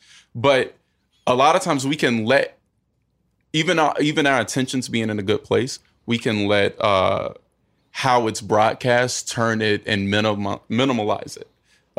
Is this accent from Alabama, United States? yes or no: no; North Carolina, United States; North Carolina.